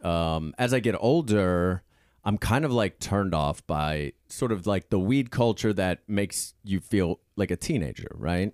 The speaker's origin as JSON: {"language": "English", "town": "Pittsburgh", "region": "Pennsylvania", "country": "United States", "said": "I come from, um, you know, I live, uh, I'm from Pittsburgh"}